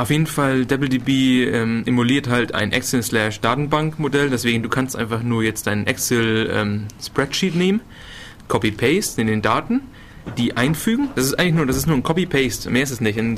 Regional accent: Northern Germany, Germany; ich komme halt aus dem Norden.

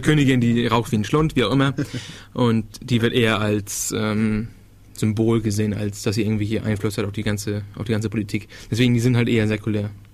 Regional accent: Denmark; ich bin ja aus Dänemark, also ich hatte dänische Schule und sowas

